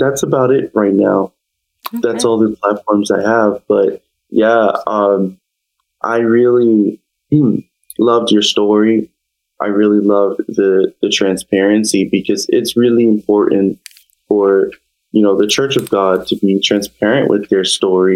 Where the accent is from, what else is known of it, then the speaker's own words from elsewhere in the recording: New York, United States; now in New Britain, United States; I'm from New York